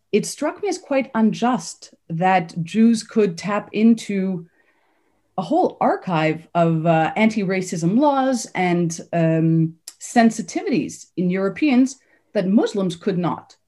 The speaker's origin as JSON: {"language": "English", "country": "Canada", "tie": "born or raised there", "moved": "as an adult", "said": "I grew up in Canada. I have Polish parents who were Polish Jewish refugees."}